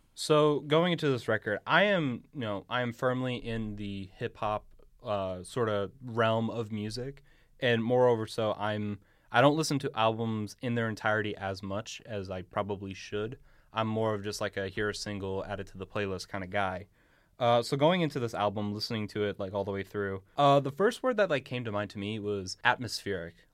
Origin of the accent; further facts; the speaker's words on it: United States; as an American